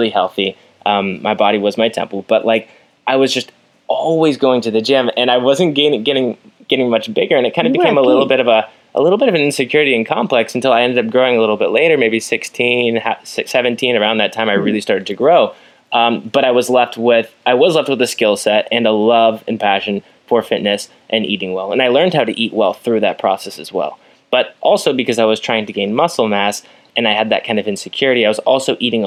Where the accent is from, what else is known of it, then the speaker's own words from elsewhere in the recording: United States; being an American